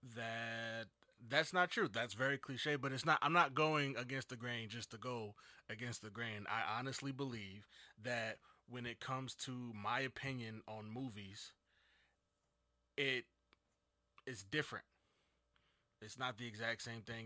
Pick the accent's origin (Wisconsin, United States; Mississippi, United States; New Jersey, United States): New Jersey, United States; Jersey City; I'm from New Jersey. Jersey City, to be exact.